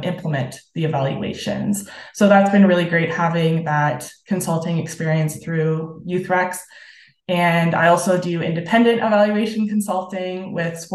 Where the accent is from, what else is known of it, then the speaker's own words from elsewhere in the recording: Sarnia, Ontario, Canada; I am on the board of directors with BGC Sarnia-Lambton, which is my hometown community